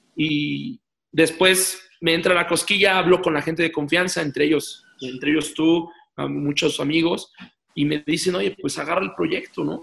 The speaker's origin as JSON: {"language": "Spanish", "country": "Mexico", "said": "aquí en mi país"}